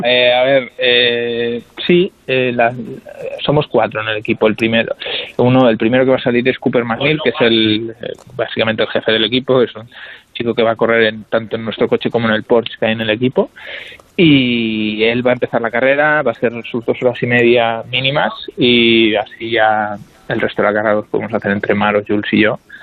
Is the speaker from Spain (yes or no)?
yes; Spain; somos tres españoles